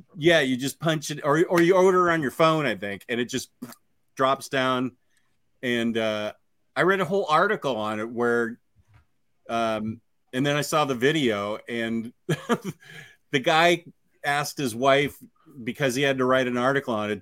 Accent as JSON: {"language": "English", "region": "Virginia", "country": "United States"}